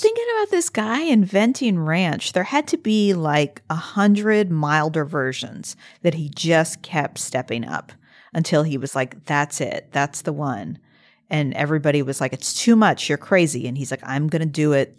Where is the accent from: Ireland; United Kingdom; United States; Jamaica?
United States; Midwest; moved away as an adult; I grew up in the Midwest for eighteen years